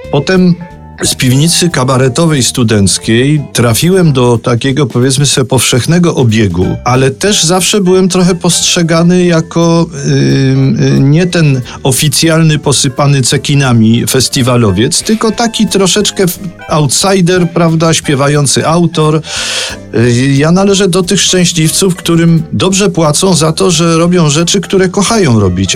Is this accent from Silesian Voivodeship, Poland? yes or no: no; Kraków, Lesser Poland, Poland; to jest moje rodzinne miasto i jestem do niego przywiązany